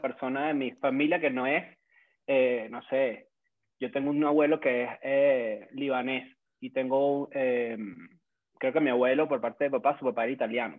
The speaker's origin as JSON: {"language": "Spanish", "town": "Caracas", "region": "Capital District", "country": "Venezuela", "accent": "caraqueño", "said": "en mi dialecto caraqueño"}